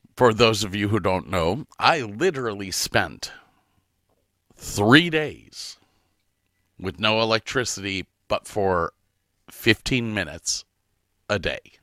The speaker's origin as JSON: {"language": "English", "town": "Medina", "region": "Ohio", "country": "United States", "tie": "born or raised there", "said": "Medina for me is, uh, is, is something because it's my hometown. Grew up"}